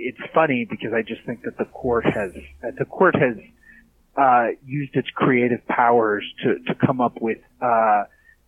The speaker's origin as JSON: {"language": "English", "town": "Minneapolis", "region": "Minnesota", "country": "United States", "said": "I'm from the Twin Cities, actually. I'm from Minnesota"}